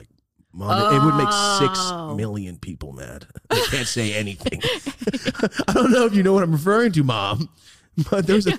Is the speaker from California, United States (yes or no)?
yes; Merced, California, United States; Cause like me, I'm from Merced. It's fucking gang town, but I never joined no gang.